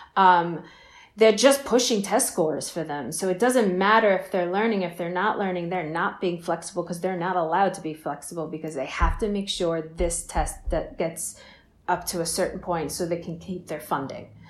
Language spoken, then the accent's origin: English; Long Island, New York, United States; I've been on Long Island my whole life.